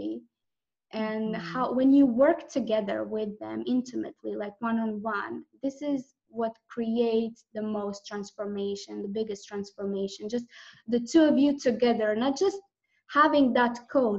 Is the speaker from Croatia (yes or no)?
yes; Croatia; I'm from Croatia, it's a Croatian last name